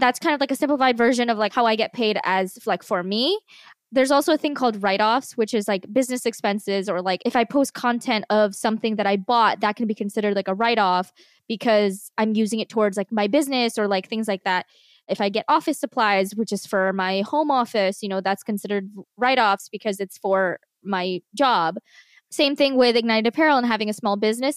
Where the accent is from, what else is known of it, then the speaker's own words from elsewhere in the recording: New Jersey, United States; moved away; We're from Jersey